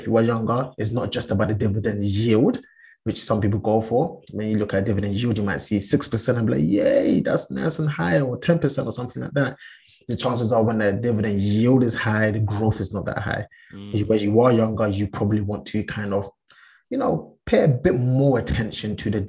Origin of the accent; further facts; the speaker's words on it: Ghana; Big up my Ghanaians. I am Ghanaian. I was actually born in Ghana as well, but I've been there basically all my life.